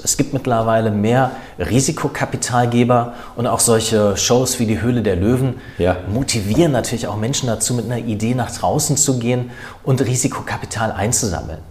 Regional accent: Wiesbaden, Hesse, Germany; Ich bin ja aus Wiesbaden, von daher bin ich mit der Nähe des Rheingaus aufgewachsen

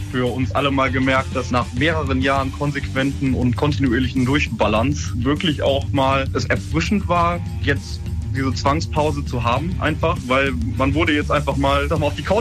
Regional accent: Düsseldorf, North Rhine-Westphalia, Germany; aber natürlich muss man dazu sagen, ne, als Düsseldorfer, und da kann man sich ja auch nicht vor verstecken.

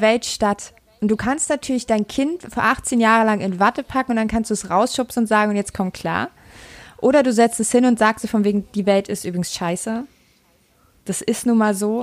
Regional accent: Berlin, Germany; also ich bin ja in Berlin groß geworden. Ich komme aus Ostberlin, ich komme also aus der ehemaligen DDR.

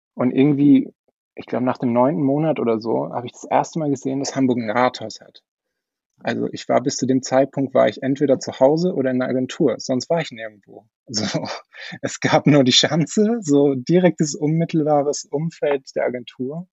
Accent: Austria; ich komme eigentlich aus Österreich

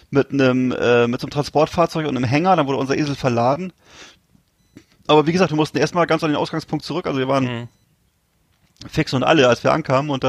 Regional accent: Northern Germany, Germany; weil wir sind ja beide Norddeutsche und sind das beide gewöhnt, in Küstennähe zu leben.

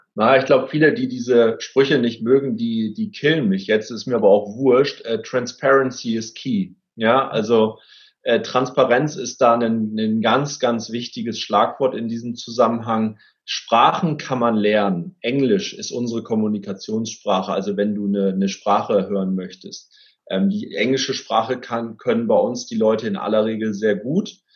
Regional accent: Cloppenburg, Lower Saxony, Germany; aus meiner Heimatstadt, aus Kloppenburg

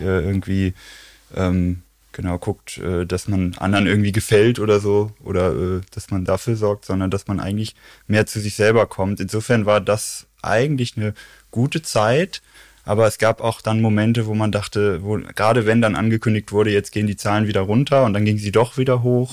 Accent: Xanten, North Rhine-Westphalia, Germany; moved away as an adult; now in Cologne, Germany; ursprünglich, ursprünglich komme ich aus Xanten. Das ist so 100 Kilometer nördlich von Köln an der ja. holländischen Grenze

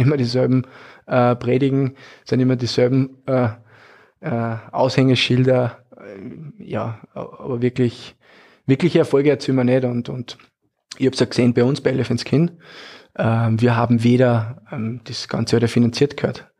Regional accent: Austria; als Österreicher

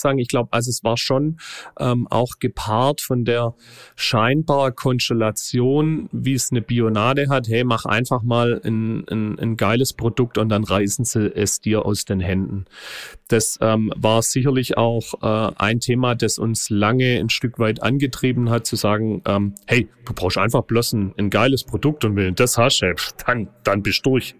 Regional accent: Reutlingen, Baden-Württemberg, Germany; accent: Swabian; ein Ortsteil von, von Reutlingen, Mittelstadt heißt es. Äh, ja, so Metzingen, ja, Metzingen, Reutlingen, zwar ein Ortsteil von, von, von, äh, von Reutlingen, aber sehr nah an Metzingen dran. Ja, und da bin ich äh, aufgewachsen

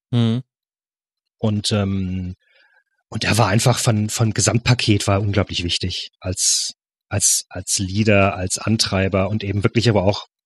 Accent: Freiburg, Baden-Württemberg, Germany; aber ich kenne Höhen natürlich als Freiburger

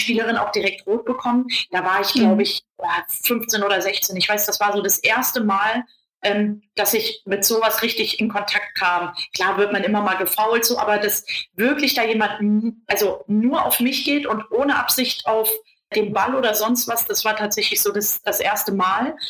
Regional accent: Kassel, Hesse, Germany; weil ich komme ja aus Kassel

